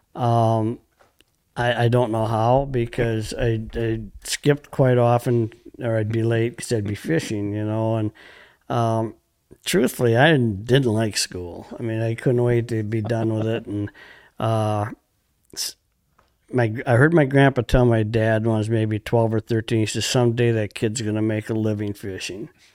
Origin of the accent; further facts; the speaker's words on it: Montello, Wisconsin, United States; Grew up in Montello, Wisconsin, on the Fox River.